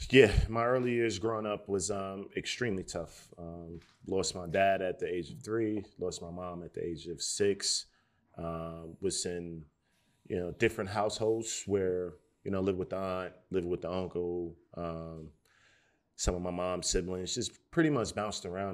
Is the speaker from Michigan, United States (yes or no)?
no; Newark, New Jersey, United States; growing up in Newark, New Jersey, and the eighties and the early nineties